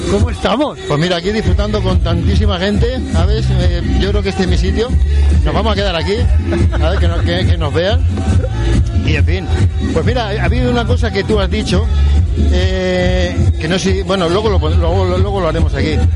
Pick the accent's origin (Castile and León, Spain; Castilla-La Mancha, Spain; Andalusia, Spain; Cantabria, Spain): Castilla-La Mancha, Spain; Albacete; Pues mira, venimos de Albacete.